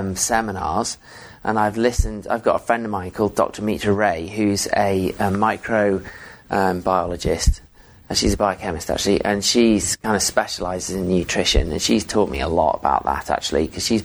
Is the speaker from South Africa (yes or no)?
no; England, United Kingdom; Yeah. So I'm English, but my parents moved around a lot.